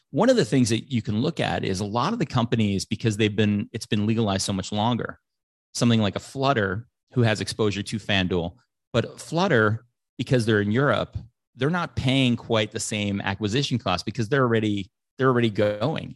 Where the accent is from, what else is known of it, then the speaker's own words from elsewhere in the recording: Chicago, Illinois, United States; growing up in Chicago